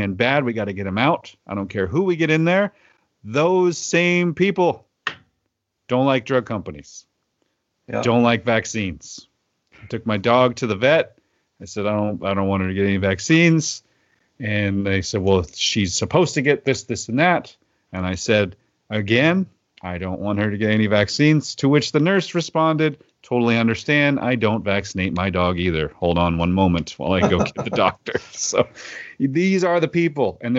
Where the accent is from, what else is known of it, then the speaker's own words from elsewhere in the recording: Oklahoma, United States; now in Pacific Northwest, United States; My home state of Oklahoma